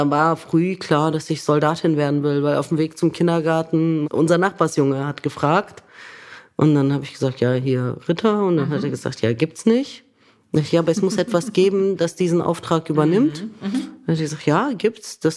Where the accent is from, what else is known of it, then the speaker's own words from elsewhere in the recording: Lower Saxony, Germany; born there; Also ich bin gebürtige Niedersächsin